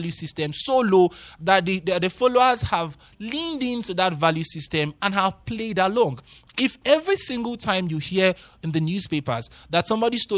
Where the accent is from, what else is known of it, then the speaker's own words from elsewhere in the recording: Nigeria; me now as a Nigerian, mm. honestly, to believe a government that wants to take eight hundred million dollars for what?